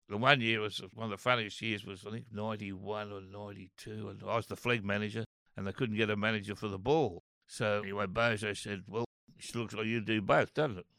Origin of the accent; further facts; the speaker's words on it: Old Bar, New South Wales, Australia; moved away as an adult; also born or lived in Maxwell / Taree / Beacon Hill; now in Sydney, Australia; I was born in Maxwell and grew up at Old Bar Beach and I went to school in Taree